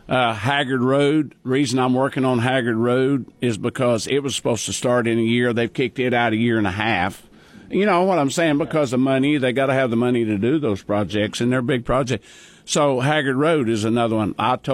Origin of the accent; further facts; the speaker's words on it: Custer County, Oklahoma, United States; I wasn't born and raised in Custer County. I wasn't born in Custer County, right. But I was raised in Custer County. I moved here when I was six.